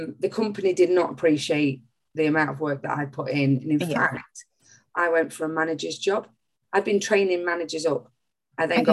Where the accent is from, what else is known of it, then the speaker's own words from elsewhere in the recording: Nottingham, East Midlands, United Kingdom; also born or lived in Bognor Regis; I'm from Nottingham